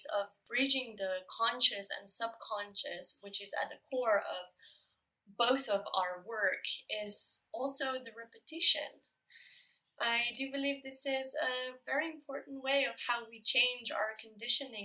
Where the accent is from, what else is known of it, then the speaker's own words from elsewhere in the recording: Slovenia; moved away; we are both originally from Slovenia